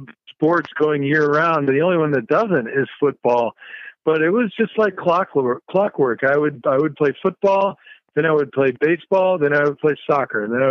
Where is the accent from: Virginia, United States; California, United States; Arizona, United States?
Arizona, United States; Tucson; also born or lived in Minnesota; Growing up in Arizona back in the 70s